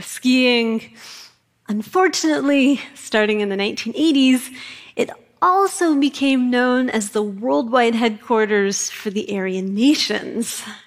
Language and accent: English; Kootenai County, Idaho, United States; moved away as an adult; also born or lived in New York City; I grew up in Kootenai County, Idaho